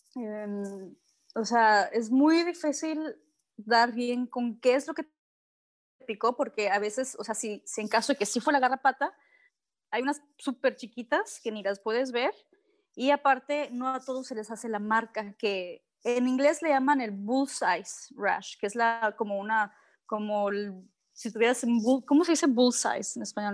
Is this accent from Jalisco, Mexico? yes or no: no; Cabo San Lucas, Baja California Sur, Mexico; nací en San, José del Cabo, ¿no? Pero siempre en Cabo San Lucas.